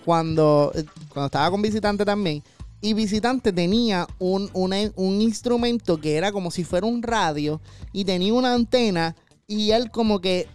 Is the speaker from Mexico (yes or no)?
no; Caguas, Puerto Rico; yo soy de Cagua